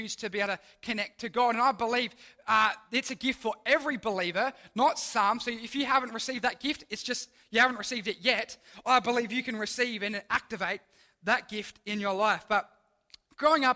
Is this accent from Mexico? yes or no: no; Mount Barker, South Australia, Australia; now in Port Lincoln, Australia; I grew up in the Adelaide Hills, so I grew up in the town of Mount Barker